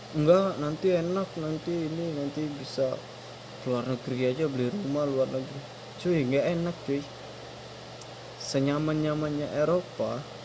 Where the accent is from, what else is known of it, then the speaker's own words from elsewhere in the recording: Palembang, South Sumatra, Indonesia; Saya orang Palembang, Sumatera Selatan. Tepatnya di Kabupaten Banyuasin